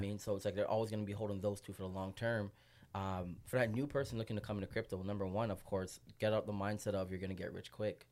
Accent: Toronto, Ontario, Canada; moved away as an adult; also born or lived in Vancouver; now in Montreal, Canada; born and raised in Toronto. Just moved to M T L last night

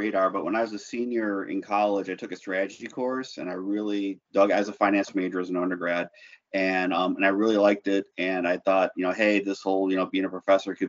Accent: Elgin, Illinois, United States; moved away as an adult; also born or lived in Houston, Texas / Austin, Texas; I'm originally from Illinois. So I grew up in the Chicago area

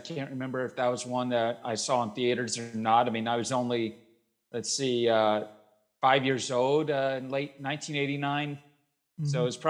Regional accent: Louisville, Kentucky, United States; I grew up in Louisville, Kentucky.

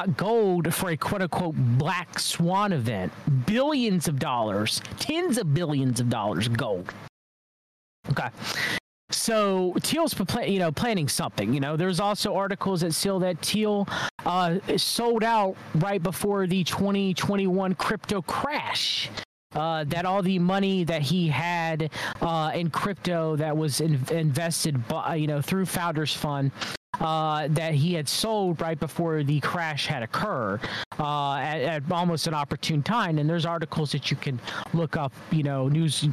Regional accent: United States; as an American

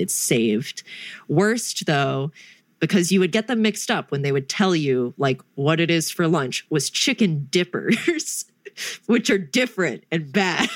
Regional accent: North Carolina, United States; I'm from North Kakalaki

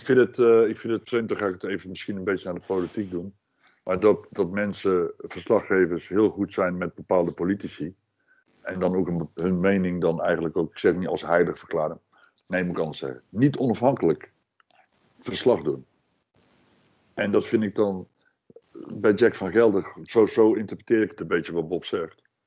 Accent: Netherlands; ik ben Nederlander

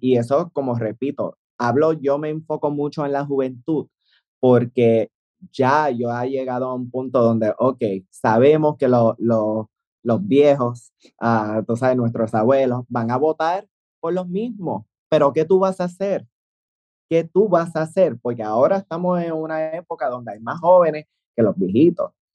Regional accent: Puerto Rico; yo amo mi país, ah, amo mi país. Eh, sí, soy ciudadana americana

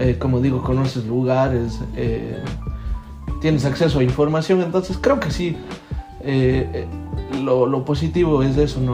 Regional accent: Ecuador; moved away; mi país

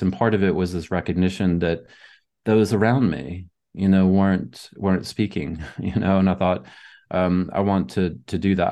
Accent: Southern United States, United States; moved away; I grew up in the Southern United States

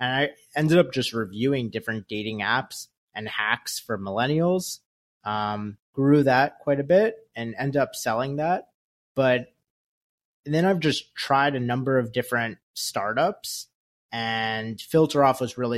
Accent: New York, United States; I grew up in Westchester, New York. Went to college at Syracuse University.

